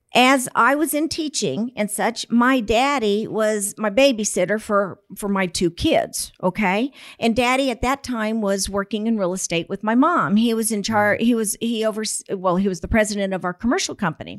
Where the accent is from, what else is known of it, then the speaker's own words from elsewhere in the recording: San Antonio, Texas, United States; Born and raised right here in San Antonio.